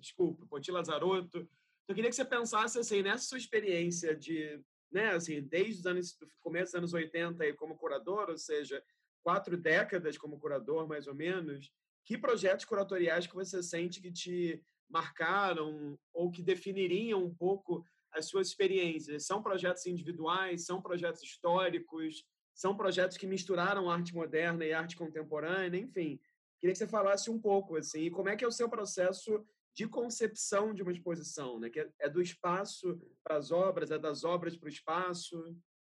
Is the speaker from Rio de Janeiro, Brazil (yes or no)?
yes; Rio de Janeiro, Brazil; eu falo isso como carioca